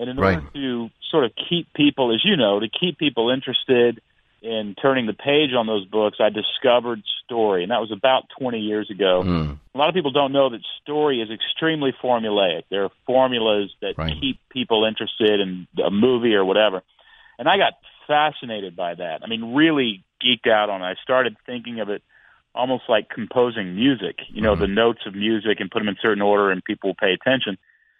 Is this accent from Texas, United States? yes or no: yes; Houston, Texas, United States; also born or lived in Portland, Oregon; now in Nashville, United States; I was born in Texas.